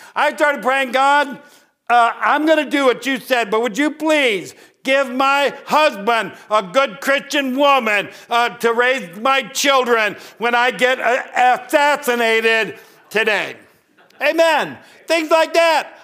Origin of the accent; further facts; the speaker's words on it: Northern Ohio, United States; moved away as an adult; I grew up in Northern Ohio, I joined the military at eighteen